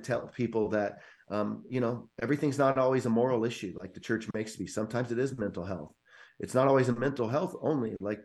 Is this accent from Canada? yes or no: no; California, United States; moved away as an adult; also born or lived in North Carolina; I grew up in California